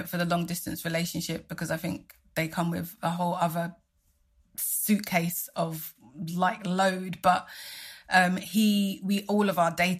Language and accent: English; Nigeria; I'm Nigerian, and the Nigerian community is strong and vibrant